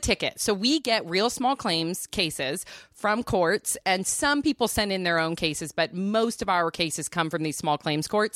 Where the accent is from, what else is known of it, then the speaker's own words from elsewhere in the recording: Santa Cruz, California, United States; I grew up in Santa Cruz